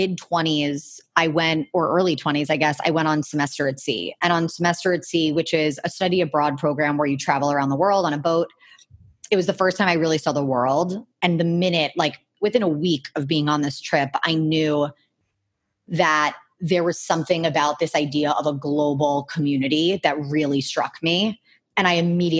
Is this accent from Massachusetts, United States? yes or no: no; Miami, Florida, United States; I grew up in Miami